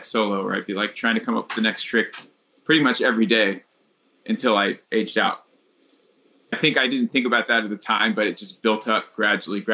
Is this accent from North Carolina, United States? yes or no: yes; North Carolina, United States; moved away as an adult; also born or lived in North Texas; I grew up in North Carolina, just like kind of middle of nowhere high school